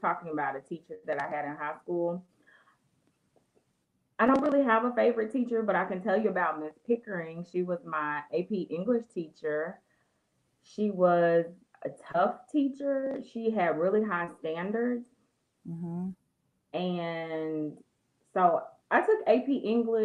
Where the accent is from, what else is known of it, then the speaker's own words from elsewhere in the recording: Little Rock, Arkansas, United States; also born or lived in Elaine, Arkansas; I was born in Elaine, Arkansas, but I was raised from first grade on in Little Rock.